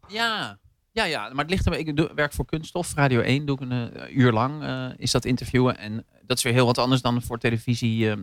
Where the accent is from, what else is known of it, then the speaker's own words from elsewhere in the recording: Zeelandic Flanders, Netherlands; also born or lived in Horst, Limburg; now in Rotterdam, Netherlands; ik ben opgegroeid in Zeeland, zeer vlaanderen